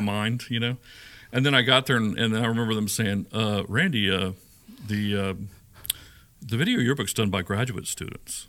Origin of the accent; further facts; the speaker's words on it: Shreveport, Louisiana, United States; moved away as an adult; also born or lived in Sedalia, Missouri / Warrensburg, Missouri; now in Nashville, United States; growing up in Shreveport